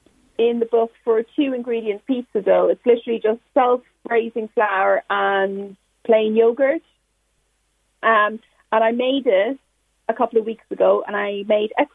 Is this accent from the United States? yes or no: no; Ireland; when I was growing up in Ireland in like 80s and 90s